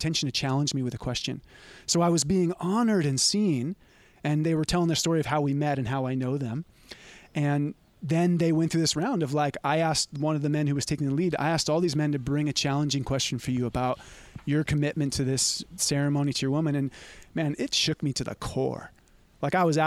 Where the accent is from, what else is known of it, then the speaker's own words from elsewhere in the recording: Santa Cruz, California, United States; growing up around Santa Cruz. And it's rough here.